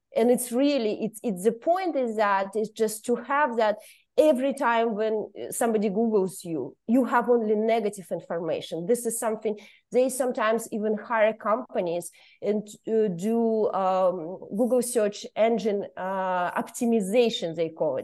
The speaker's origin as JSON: {"language": "English", "country": "Kazakhstan", "moved": "as an adult", "lives_now": "Brussels, Belgium", "said": "I'm originally from Kazakhstan, but now I'm a political refugee and I live in, uh, Brussels"}